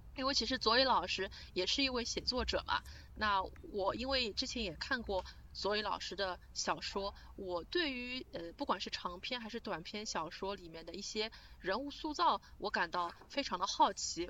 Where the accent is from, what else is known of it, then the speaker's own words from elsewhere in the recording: Shanghai, China; 因为我是上海人